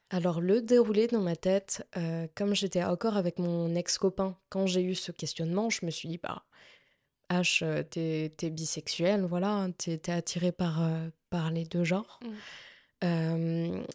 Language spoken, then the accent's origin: French; Nantes, Pays de la Loire, France; je suis euh, de Nantes depuis ma naissance